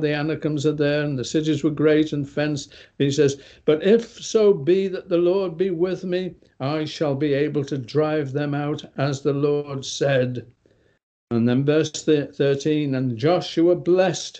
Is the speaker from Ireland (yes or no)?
no; England, United Kingdom; I'm from England.